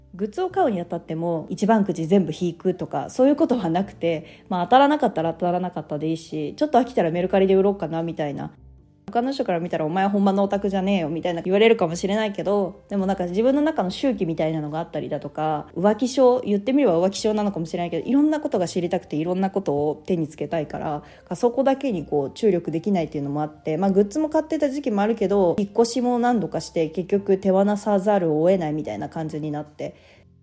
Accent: Japan; 私はその国に生まれて幸せだなと思ってる

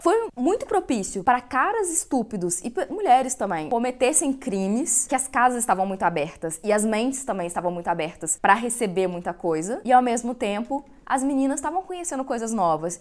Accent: Brazil; eu cresci no Brasil

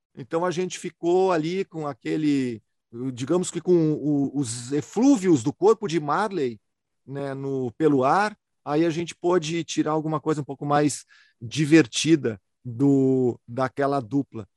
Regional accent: Porto Alegre, Rio Grande do Sul, Brazil; eu sou de uma cidade de Porto Alegre

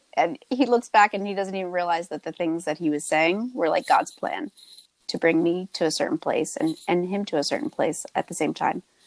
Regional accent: Tewksbury, New Jersey, United States; I'm currently living in my hometown of Tewksbury

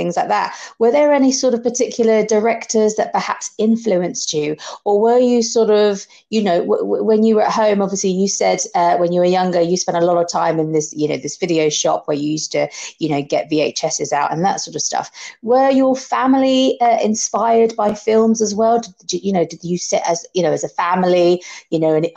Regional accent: London, United Kingdom; I was born and bred in Soho in London

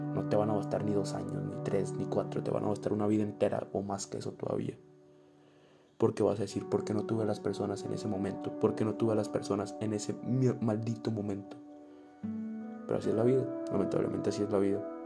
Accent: Navolato, Sinaloa, Mexico; now in Irapuato, Mexico; Cada que vengo a Nabolato es para aprender cosas nuevas, para ver una posible realidad si nos hubiéramos quedado a vivir ahí. Veo mi casa

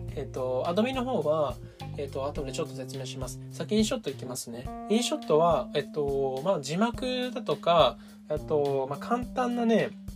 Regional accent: Japan; 僕はですねずっと日本で生まれ育ってる

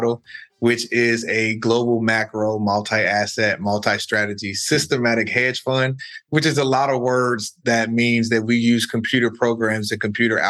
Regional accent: Chicago, Illinois, United States; moved away as an adult; also born or lived in New York / California; I'm originally from the South Side of Chicago

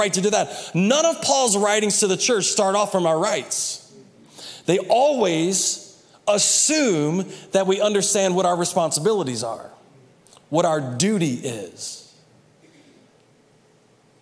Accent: United States; we were raised in the United States

